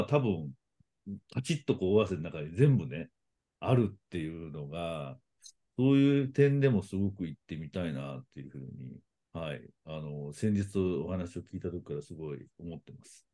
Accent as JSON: {"language": "Japanese", "region": "Nara", "country": "Japan", "tie": "born or raised there", "said": "奈良出身"}